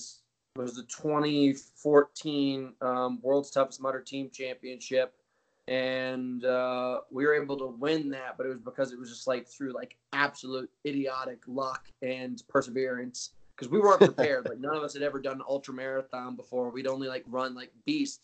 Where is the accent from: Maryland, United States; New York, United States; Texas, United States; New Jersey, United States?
New York, United States; New York City; moved away as an adult; also born or lived in Connecticut / Rhode Island / Malibu, California; now in Boulder, Colorado, United States; I'm a New York City kid. My whole family's still in New York City, like, except for my mother. She's in Rhode Island, but I was born in New York City, raised in Connecticut, in New York